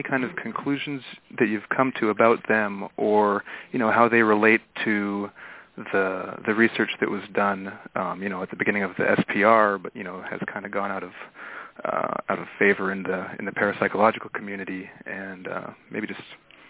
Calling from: North Carolina, United States; Hi, this is … calling from North Carolina.

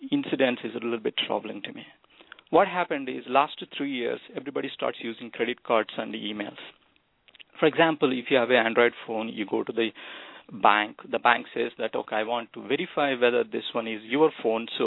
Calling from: United States; from US.

